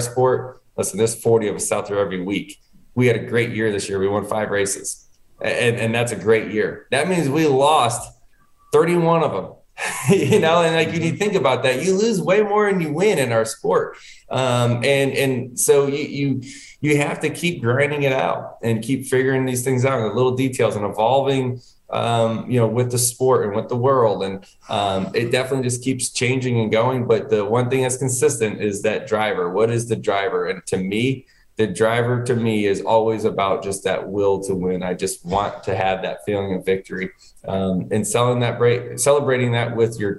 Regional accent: Connecticut, United States; moved away; I was born in Connecticut. I was living up there

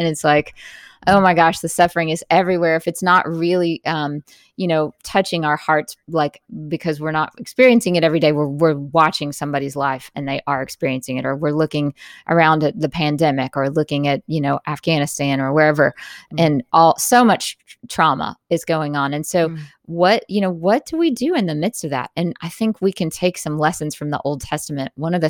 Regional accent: Jackson, Mississippi, United States; Like, I grew up in Jackson, Mississippi, which is not far from you.

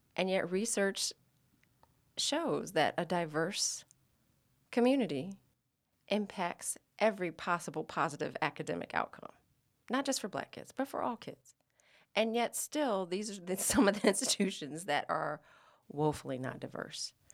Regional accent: Atlanta, Georgia, United States; now in Los Angeles, United States; I am one of three children born and raised in Atlanta, Georgia, and I'm now a proud Los Angeles resident

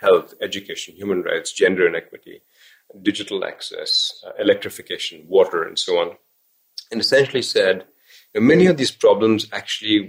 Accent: India; moved away; Growing up in India

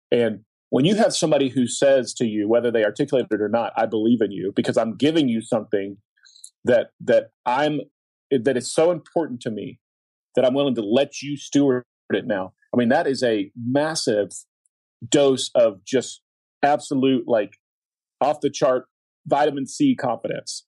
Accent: Oklahoma, United States; I grew up in Oklahoma

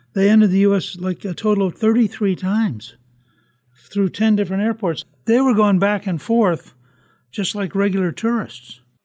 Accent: United States; I'm sitting here as an American thinking, my country

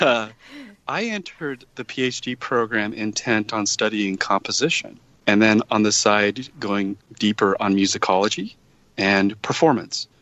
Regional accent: Utah, United States; moved away as an adult; I grew up in Utah, and my parents wanted me to go to Brigham Young University

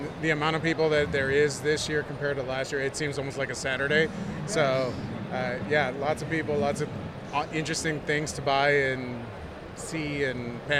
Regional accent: Bloomington, Illinois, United States; Bloomington, Illinois.

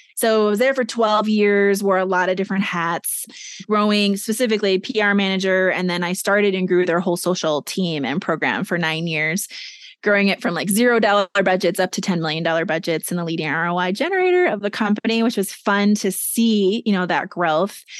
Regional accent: Minnesota, United States; moved away as an adult; also born or lived in New York City / Boston; my home state of Minnesota

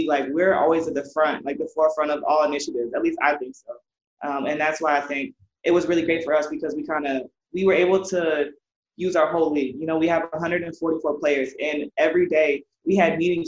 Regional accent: Iowa, United States; growing up in Iowa

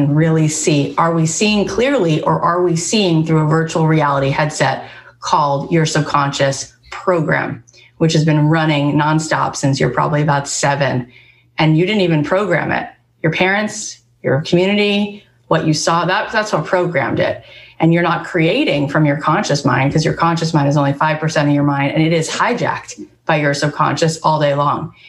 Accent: Long Island, New York, United States; growing up on Long Island

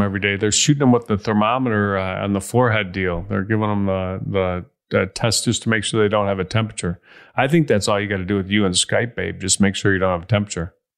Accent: Chicago, Illinois, United States; I am from Chicago

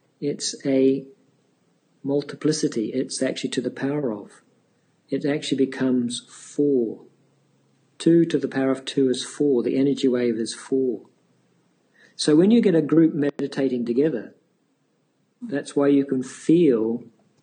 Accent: New Zealand; I come from New Zealand

